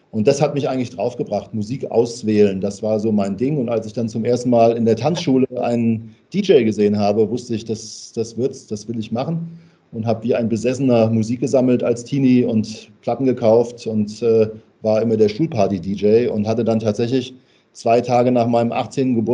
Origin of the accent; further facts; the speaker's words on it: Hesse, Germany; Ich bin äh, gebürtiger Hesse und das hört man manchmal auch.